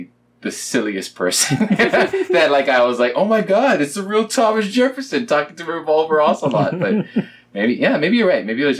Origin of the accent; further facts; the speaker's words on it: Kenya; You thought, because I'm Kenyan, that I would just be the runner guy.